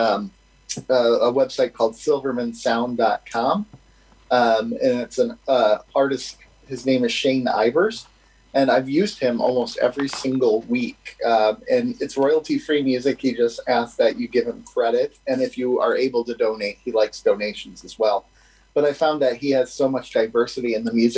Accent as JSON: {"language": "English", "country": "United States", "said": "we're American"}